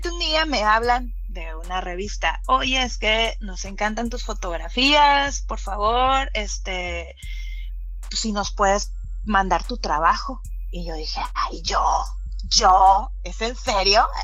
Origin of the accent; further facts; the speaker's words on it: California, United States; vengo de California